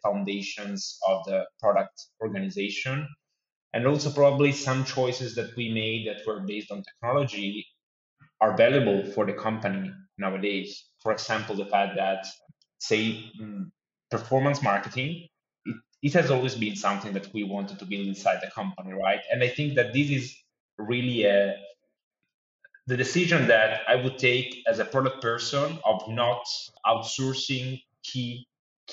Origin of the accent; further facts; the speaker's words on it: Tuscany, Italy; moved away as an adult; also born or lived in London; now in Milan, Italy; from Tuscany, where is my hometown